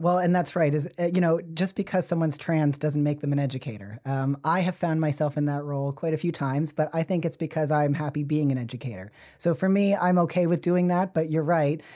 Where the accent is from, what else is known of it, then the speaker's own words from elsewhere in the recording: Fall River, Nova Scotia, Canada; also born or lived in Halifax; now in Sackville, Canada; I grew up in Fall River